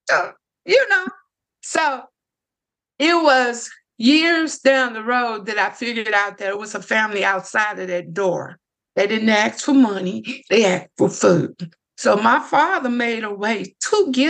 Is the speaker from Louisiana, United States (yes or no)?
yes; Lake Providence, Louisiana, United States; I grew up here in Lake Providence